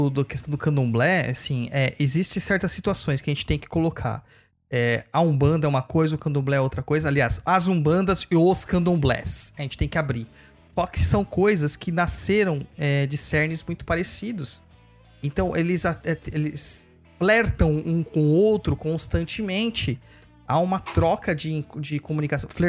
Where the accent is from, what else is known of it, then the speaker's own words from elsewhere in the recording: Carapicuíba, São Paulo, Brazil; Eu nasci em Carapicuíba, gente.